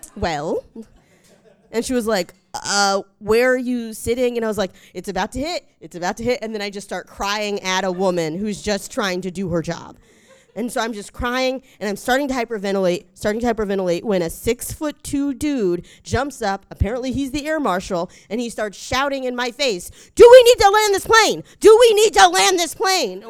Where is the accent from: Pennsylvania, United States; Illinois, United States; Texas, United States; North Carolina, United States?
North Carolina, United States; I'm from North Carolina, we have to pick a side when we're born